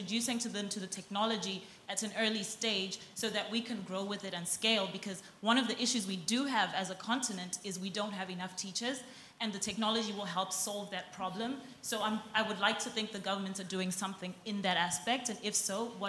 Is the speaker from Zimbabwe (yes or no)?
yes; Zimbabwe; I'm from Zimbabwe.